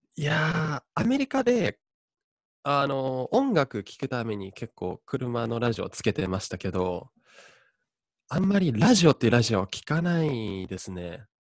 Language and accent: Japanese; Japan; moved away as an adult; also born or lived in Oregon, United States; 大学行くまで、高校までですね、えーと日本にいまして